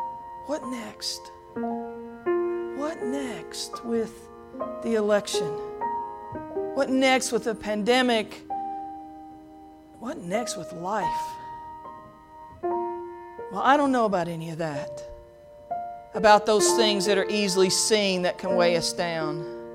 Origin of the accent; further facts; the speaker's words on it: Pikeville, Kentucky, United States; In the church I grew up in Pikeville, there was a woman named Brenda Franklin, and she sang a lot of solos.